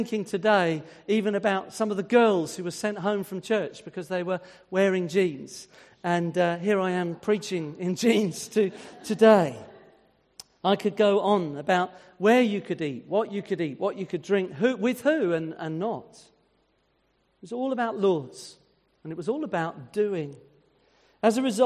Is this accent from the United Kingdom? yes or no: yes; United Kingdom; being British